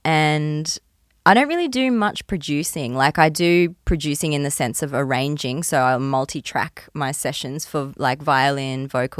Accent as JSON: {"language": "English", "town": "Port Douglas", "region": "Queensland", "country": "Australia", "tie": "born or raised there", "also_born_or_lived": "Gold Coast", "said": "I was growing up in Port Douglas. I don't think they even had a string program in Port Douglas. We were just like running around eating mangoes off the ground. but then my family moved to the Gold Coast, the echelon of creativity of Australia."}